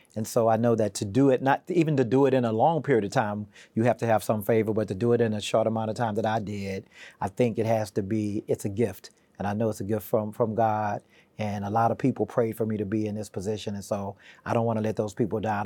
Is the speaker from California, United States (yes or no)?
no; Houston, Texas, United States; born or raised there; also born or lived in Wilmington; now in Virginia, United States